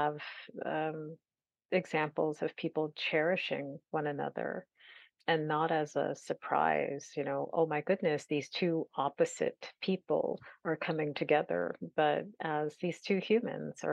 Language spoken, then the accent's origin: English; California, United States; as a Californian